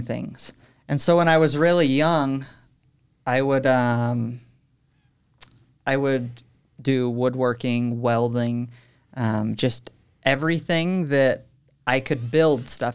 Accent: Utah, United States; also born or lived in Texas; I was born in Texas, um, but I moved when I was three, grew up most of my life here in Utah, so I'd consider myself Utah

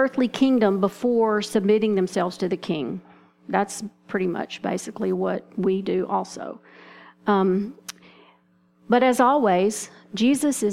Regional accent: Texas, United States; moved away; I'm from Texas, so that's what we call them there

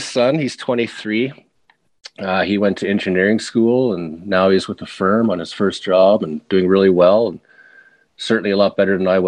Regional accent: Calgary, Alberta, Canada; also born or lived in Anchorage, Alaska; my hometown here in Calgary

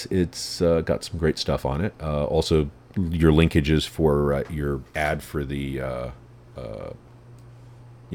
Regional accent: New York City, New York, United States; I'm in New York. I'm from New York

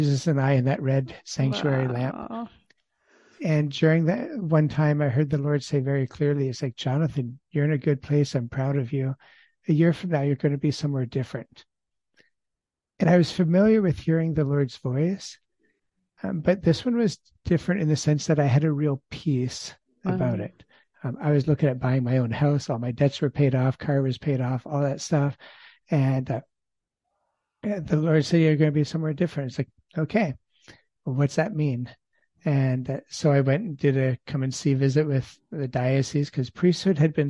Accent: Ontario, Canada; I grew up in Ontario, Canada, in the middle of three children, and grew up in an agricultural background

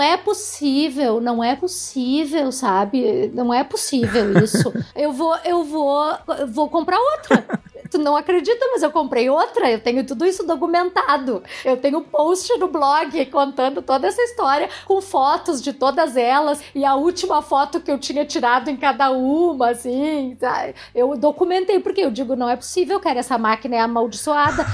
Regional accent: Jaguarão, Rio Grande do Sul, Brazil; Eu sou de Jaguarão, uhum. né? Aqui no, no, Rio Grande do Sul, na fronteira com o Uruguai

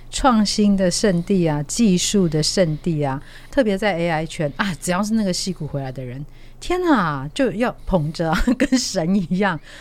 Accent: Taiwan; 我们台湾这边

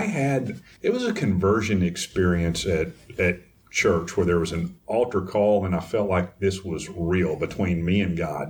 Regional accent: East Texas, United States; now in Houston, United States; I grew up in Dry County, in East Texas

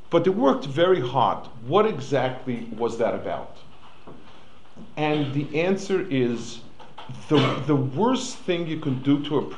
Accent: New York City, New York, United States; moved away; I grew up on the Lower East Side

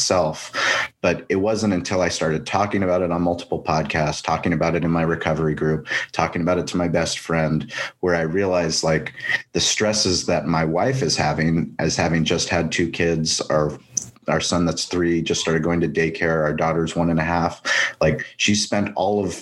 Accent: La Jolla, California, United States; We grew up in La Jolla.

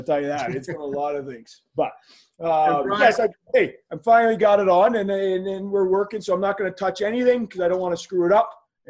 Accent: Brantford, Ontario, Canada; I grew up in Brantford, Ontario, and for those who don't know, it's the home of Wayne Gretzky, and so just as a Canadian town

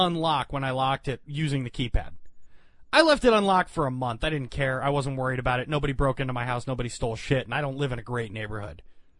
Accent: United States; I'm an American.

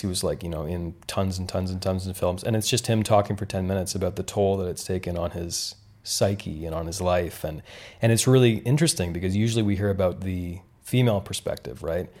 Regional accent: Canada; moved away; I grew up in Canada

